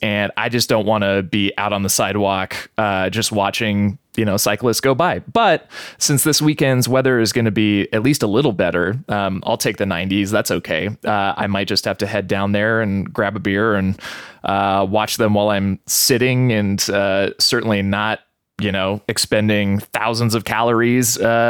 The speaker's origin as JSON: {"language": "English", "town": "Lewiston", "region": "Idaho", "country": "United States", "tie": "born or raised there", "moved": "yes", "lives_now": "Boise, United States", "said": "I grew up in Lewiston"}